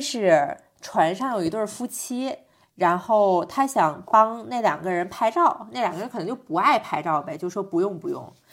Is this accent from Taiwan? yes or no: no; China; 我是中国人